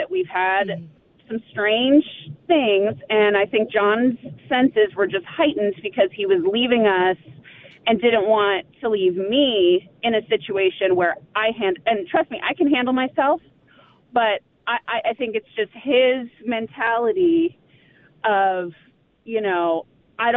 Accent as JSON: {"language": "English", "region": "California", "country": "United States", "moved": "yes", "lives_now": "Plymouth, United States", "said": "I'm from California"}